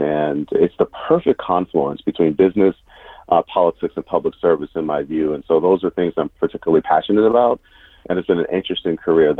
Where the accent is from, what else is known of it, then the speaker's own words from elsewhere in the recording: Columbus, Ohio, United States; moved away as an adult; now in Washington, United States; Growing up in Columbus, Ohio